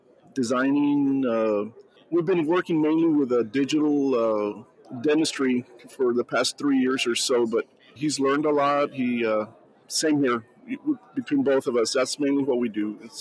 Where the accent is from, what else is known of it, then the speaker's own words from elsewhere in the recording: Texas, United States; I'm from here from Texas.